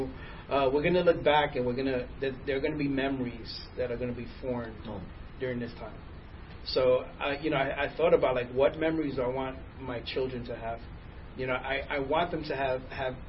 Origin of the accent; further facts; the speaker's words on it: New York, United States; now in Texas, United States; I'm from New York, and you know my wife's family's still in New York